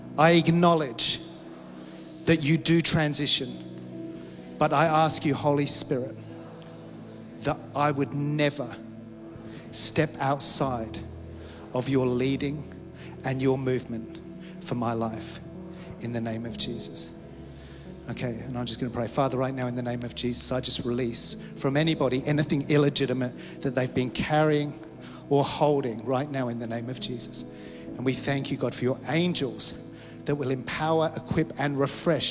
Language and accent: English; Australia; we as Australian Christians